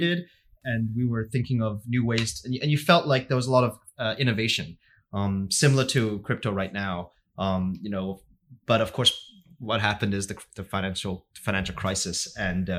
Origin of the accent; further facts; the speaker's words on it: Hong Kong; moved away as an adult; also born or lived in United States / New York; I grew up in Hong Kong, went to college in the States, and I worked for 4 years in New York